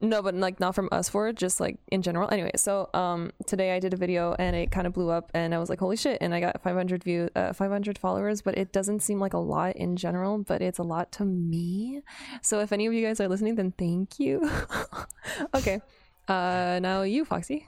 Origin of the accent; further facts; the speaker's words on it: Canada; I am a Canadian baguette, but I'm half, uh, I went to English schools